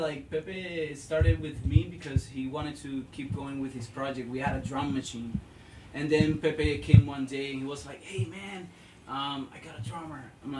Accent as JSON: {"language": "English", "country": "Puerto Rico", "moved": "yes", "said": "And I came from Puerto Rico after the hurricane"}